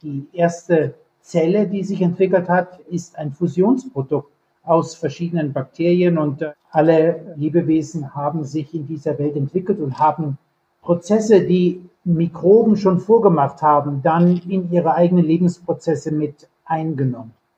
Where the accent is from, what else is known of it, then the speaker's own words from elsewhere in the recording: Bavaria, Germany; moved away as an adult; also born or lived in Munich / California / Jena; now in Kiel, Germany; Ich bin aufgewachsen in Bayern